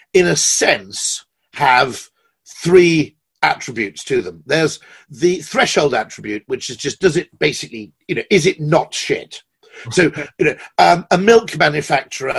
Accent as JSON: {"language": "English", "country": "United Kingdom", "said": "I'm a Brit"}